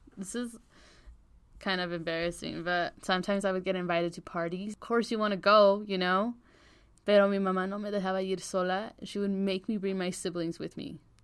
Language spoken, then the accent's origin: English; United States; our Mexican culture influenced us growing up in the States